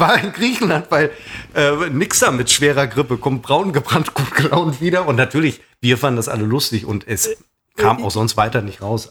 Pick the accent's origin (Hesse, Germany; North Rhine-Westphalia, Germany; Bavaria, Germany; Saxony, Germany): North Rhine-Westphalia, Germany; Münster; bei uns in Münster